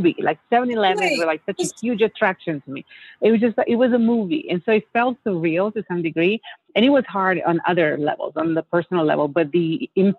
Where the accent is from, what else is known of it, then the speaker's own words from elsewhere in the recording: Italy; English is a second language; moved away as an adult; also born or lived in Los Angeles, United States; now in United States; I'm born and raised in Italy and finished university in Italy